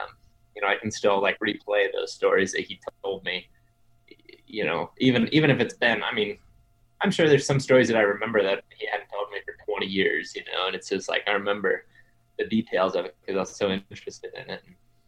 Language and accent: English; Ohio, United States; So I grew up in Western Ohio, but I told you guys before we started, my grandparents live in Eastern or Central Ohio.